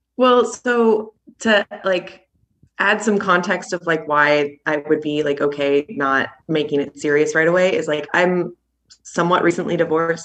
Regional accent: Seattle, Washington, United States; moved away as an adult; now in Spain

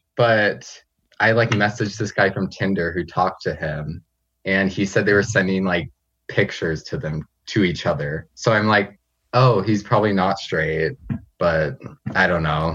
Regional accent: Medford, Oregon, United States; moved away as an adult; also born or lived in Fresno, California / North Bend, Washington; now in Nampa, United States; I was born in Fresno, California, but I've lived in Medford, Oregon for, like, most of my life

